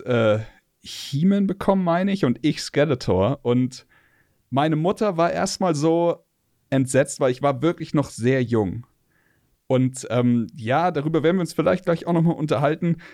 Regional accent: Munich, Bavaria, Germany; ich bin geboren 84 in München

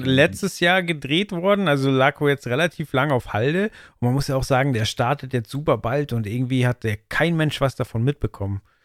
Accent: Germany; ich als Deutscher

